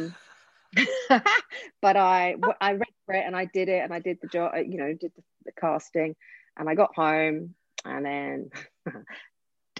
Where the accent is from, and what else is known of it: Essex, East of England, United Kingdom; accent: Essex